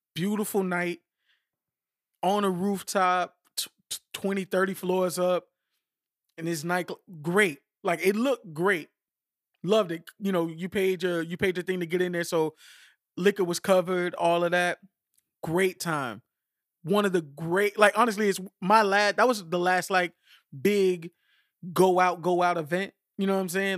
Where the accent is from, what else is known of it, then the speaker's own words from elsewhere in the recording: United States; I'm American